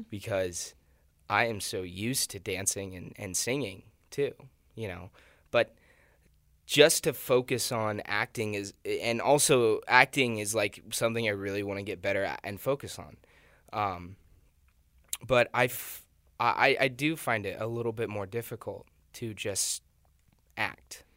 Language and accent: English; Nebraska, United States; moved away as an adult; I'm from Nebraska